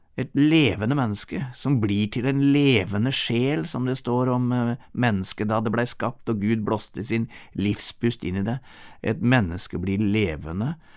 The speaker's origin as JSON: {"language": "Norwegian", "country": "Norway", "moved": "yes", "said": "hjemme i Norge"}